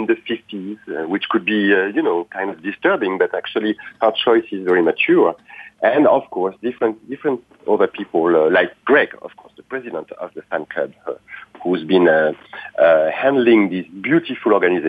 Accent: France; moved away as an adult; now in Los Angeles, United States; I was moving in from France 10 years ago. And as soon as I arrived in Los Angeles, suddenly Marilyn was everywhere in the city.

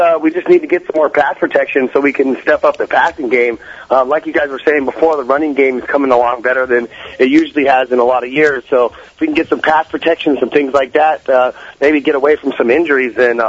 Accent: the Valley, Arizona, United States; now in Minnesota, United States; I'm actually from the Valley

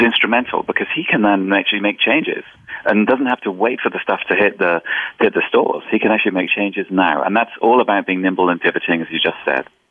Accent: England, United Kingdom; moved away; also born or lived in Boston / Germany / London; I'm actually originally from England

